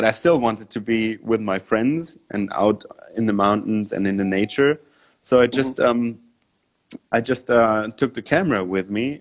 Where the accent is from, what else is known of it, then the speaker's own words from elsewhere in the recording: Munich, Bavaria, Germany; I grew up in Munich, which is close to the mountains